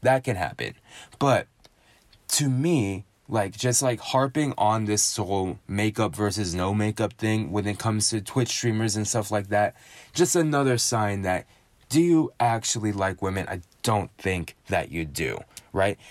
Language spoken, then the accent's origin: English; United States; being an American